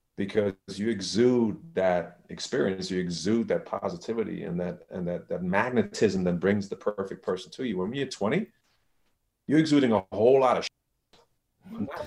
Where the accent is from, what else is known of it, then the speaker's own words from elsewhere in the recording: Germany; moved away; I'm from Germany